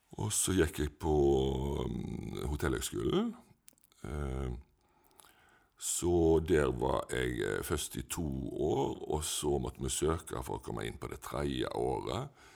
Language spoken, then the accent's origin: Norwegian; Etne, Vestland, Norway; also born or lived in Ølen; Jeg har vokst opp på en plass som heter Haugen i Etne